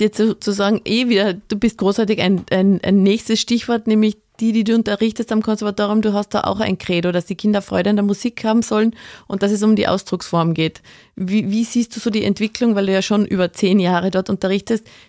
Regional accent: Carinthia, Austria; ich als gebürtige Kärntnerin

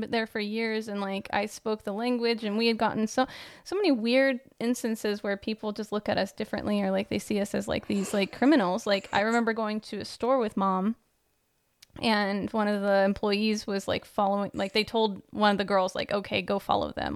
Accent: United States; moved away; also born or lived in Netherlands

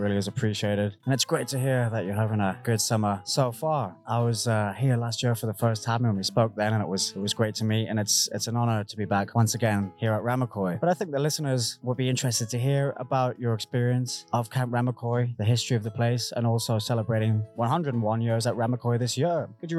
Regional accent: United Kingdom; I'm coming in here as a British guy. My role is to explore the whole summer camp tradition, which we don't really have too much in the UK

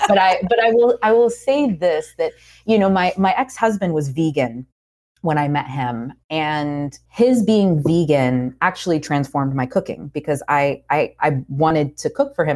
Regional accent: Georgia, United States; moved away as an adult; also born or lived in Puerto Rico / Oakland / New York; now in North Carolina, United States; I grew up in Georgia, but I live in North Carolina now.

